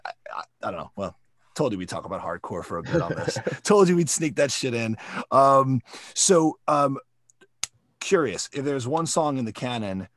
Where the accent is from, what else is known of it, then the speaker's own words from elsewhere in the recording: South Florida, United States; I was growing up in South Florida